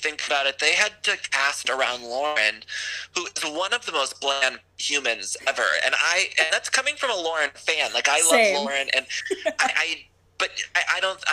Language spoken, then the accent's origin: English; Ohio, United States; I come from Ohio